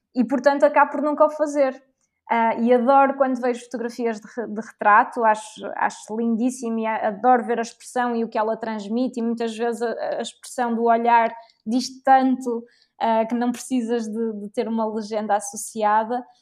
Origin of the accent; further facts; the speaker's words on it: Portugal; eu era portuguesa